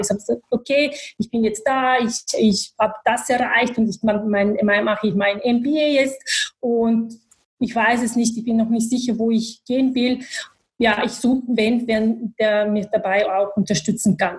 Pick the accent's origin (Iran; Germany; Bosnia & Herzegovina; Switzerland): Bosnia & Herzegovina; German is a second language; moved away as an adult; also born or lived in Sarajevo; now in Vienna, Austria; ich komme aus Bosnien, aus Bosnien-Herzegowina. Ich bin in Bosnien geboren, äh, aufgewachsen.